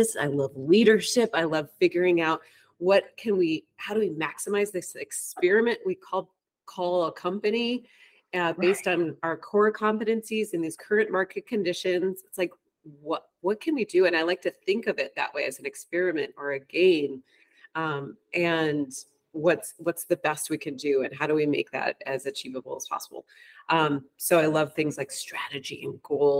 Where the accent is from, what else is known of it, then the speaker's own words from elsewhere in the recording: Ann Arbor, Michigan, United States; also born or lived in Spain / Colorado / Hawaii / New York City; now in New York, United States; I grew up in Ann Arbor, Michigan